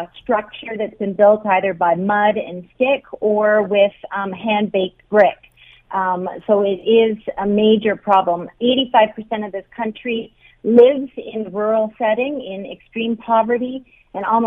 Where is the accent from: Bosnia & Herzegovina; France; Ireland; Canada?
Canada; moved away; as a Canadian woman here